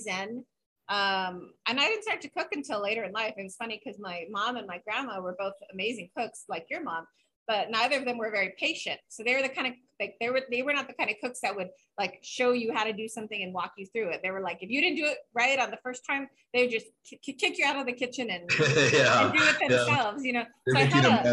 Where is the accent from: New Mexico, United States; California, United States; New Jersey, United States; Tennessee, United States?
New Mexico, United States; Santa Fe; when I was growing up in Santa Fe